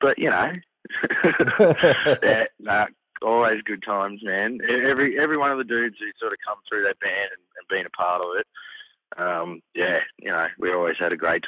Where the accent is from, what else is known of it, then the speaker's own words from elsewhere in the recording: Australia; growing up in Australia in the 60s and 70s